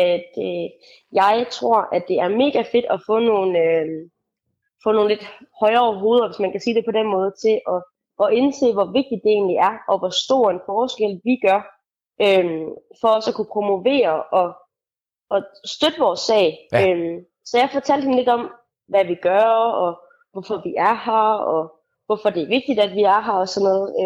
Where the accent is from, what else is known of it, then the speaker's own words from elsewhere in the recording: Randers, Central Denmark Region, Denmark; i Randersområdet, der hvor jeg kommer fra